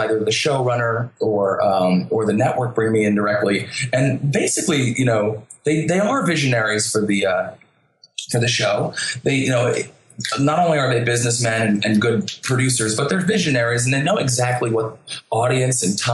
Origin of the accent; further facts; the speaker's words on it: New Jersey, United States; I'm from New Jersey